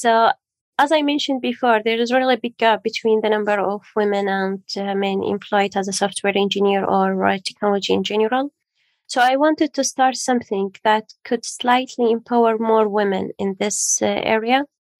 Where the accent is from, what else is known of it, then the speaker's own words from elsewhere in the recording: Iraq; also born or lived in Syria / Jordan; now in United Kingdom; So originally I'm from Iraq, then I moved to Syria, then to Jordan, then to UK.